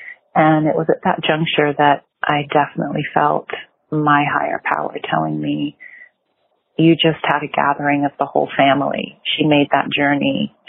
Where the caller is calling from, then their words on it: California, United States; I'm calling from California